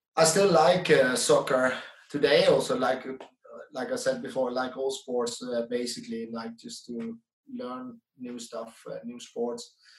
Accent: Netherlands; English is a second language; moved away as an adult; also born or lived in Denmark; now in Sweden; I'm from the Netherlands

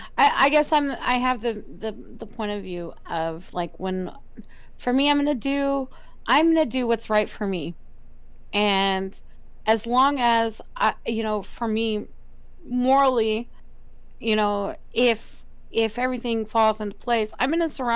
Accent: the South, United States; I'm a female. I'm a minority, and I'm from the South.

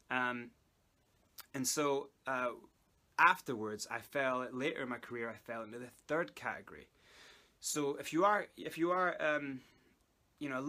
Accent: South Africa; accent: Scottish; I'm actually South African, but I learned how to speak a Scottish accent and it kind of stuck by.

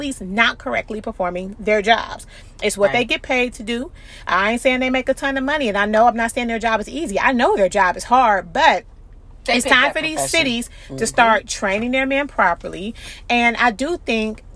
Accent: United States; I'm an American citizen. I was born here

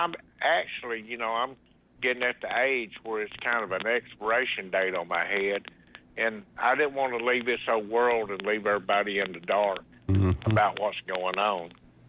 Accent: Mississippi, United States; also born or lived in Seminole, Texas; No, I was born in Seminole, Texas. I spent a lot of my life in Mississippi, my childhood, some of my best memories.

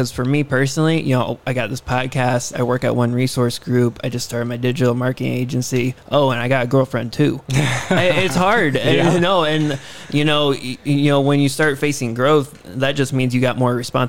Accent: Roanoke, Indiana, United States; I grew up in Roanoke, Indiana, worked at Seven Sons from the age of 8 to 18.

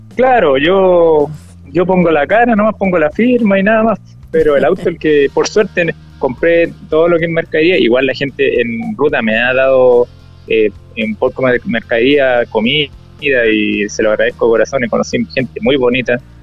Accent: Chillán, Ñuble, Chile; cuando salí de Chillán

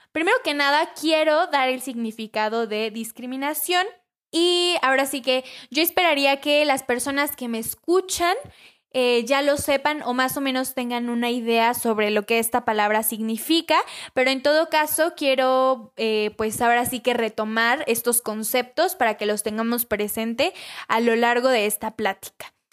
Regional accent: Mexico; nosotros, como buenos mexicanos que somos

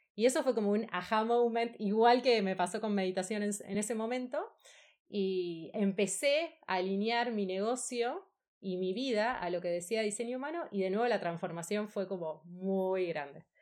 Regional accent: Buenos Aires, Argentina; also born or lived in Spain; Soy de Argentina, de Buenos Aires.

